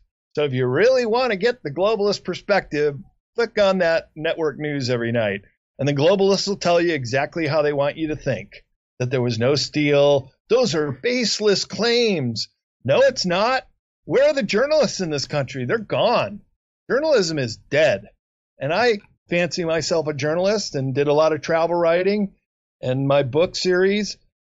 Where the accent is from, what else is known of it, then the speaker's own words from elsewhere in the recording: Chicago, Illinois, United States; moved away; I grew up in Chicago